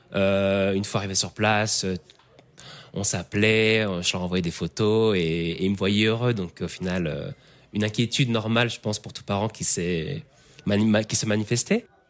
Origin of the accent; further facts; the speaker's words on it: Picardy, Hauts-de-France, France; moved away as an adult; also born or lived in Sydney, Australia / Mexico; Je suis, je suis Picard, donc la Picardie